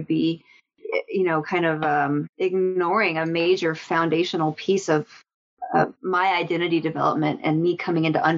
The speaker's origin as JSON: {"language": "English", "region": "Colorado", "country": "United States", "tie": "born or raised there", "said": "I grew up in Colorado"}